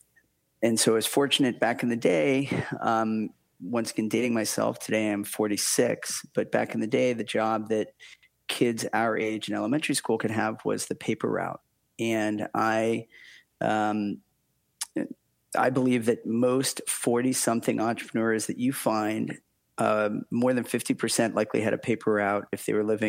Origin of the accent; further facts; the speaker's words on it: Maine, United States; moved away as an adult; also born or lived in Silicon Valley; I grew up in Maine.